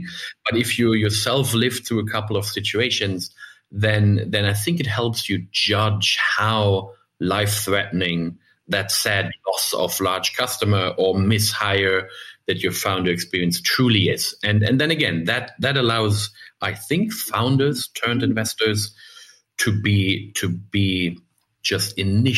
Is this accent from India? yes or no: no; Germany; also born or lived in United States; I'm German